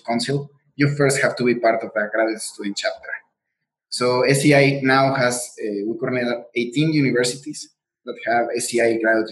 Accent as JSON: {"language": "English", "country": "Mexico", "first_language": "Spanish", "second_language": "English", "moved": "yes", "said": "I'm from Mexico, so my first language is Spanish"}